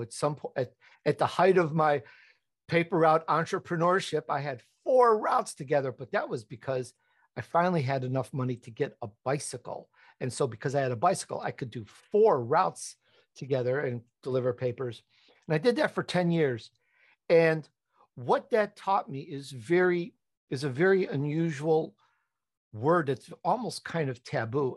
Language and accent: English; Chicago, Illinois, United States; accent: Chicago; also born or lived in Italy; I was born in Italy, but I grew up in Chicago, and though sometimes my Chicago comes out